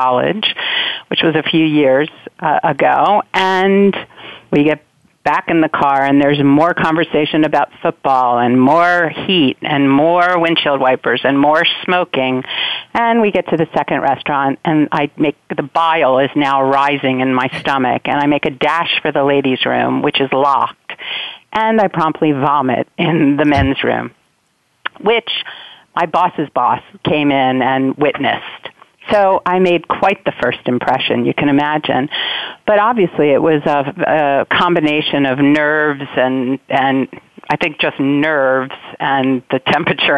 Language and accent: English; United States; now in New York, United States; I'm not a native New Yorker. I'm a native East Coaster. My family's I grew up just outside of Washington, D.C.